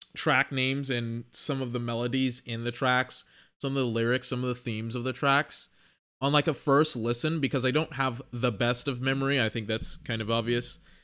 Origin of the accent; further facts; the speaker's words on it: United States; I'm American